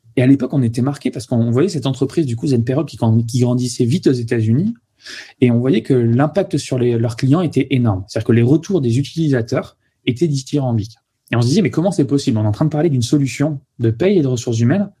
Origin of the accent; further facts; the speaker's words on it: Toulouse, Occitania, France; moved away as an adult; also born or lived in Paris region; je suis originaire de Toulouse. Après j'étais en région parisienne en classe préparatoire puis en école d'ingénieur